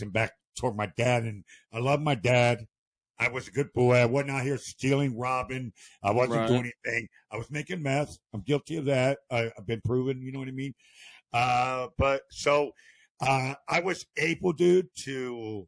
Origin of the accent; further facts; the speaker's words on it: Akron, Ohio, United States; I actually grew up in Akron, Ohio